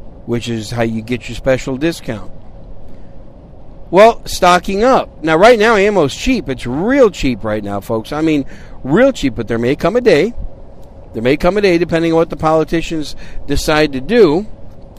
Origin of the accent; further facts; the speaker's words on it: Wisconsin, United States; also born or lived in New York City; now in San Antonio, United States; I was born in New York City. At a very early age, my family moved to Wisconsin, so I'm a cheesehead from Wisconsin